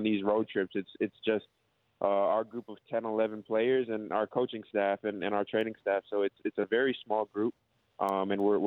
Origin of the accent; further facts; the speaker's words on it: Toronto, Ontario, Canada; moved away as an adult; now in Melbourne, Australia; I'm from Toronto, Canada